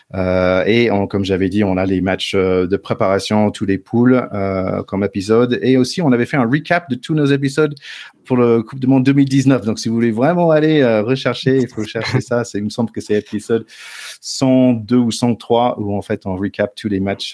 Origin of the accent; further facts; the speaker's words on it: United States; moved away; chez nous à Glendale